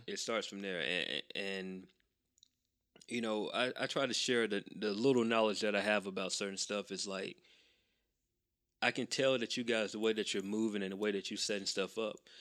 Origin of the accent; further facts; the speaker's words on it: Macon, Georgia, United States; I grew up in Macon